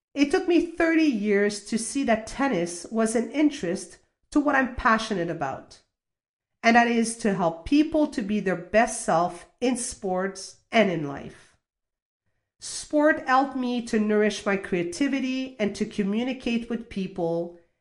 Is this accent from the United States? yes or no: no; Canada; also born or lived in Toulouse, France; I was born in Toulouse, France, and moved to Canada when I was six years old